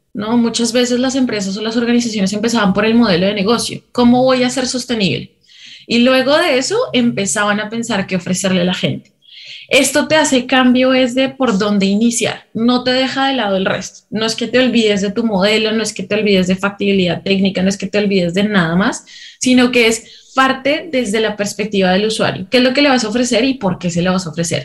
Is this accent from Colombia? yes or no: yes; Colombia; moved away as an adult; now in Peru; soy colombiana, pero llevo ya viviendo